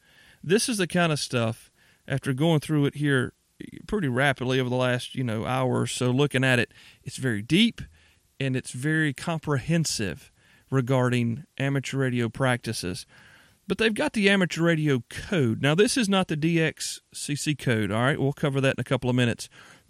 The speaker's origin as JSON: {"language": "English", "region": "the South", "country": "United States", "said": "I'm from the South. By and large, most Southerners are polite people."}